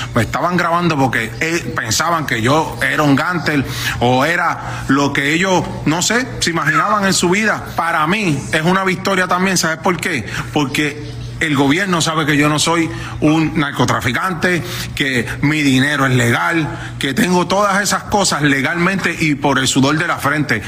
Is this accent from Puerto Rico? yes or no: yes; Puerto Rico; No me voy a ir de Puerto Rico. Soy boricua, mi papá dominicano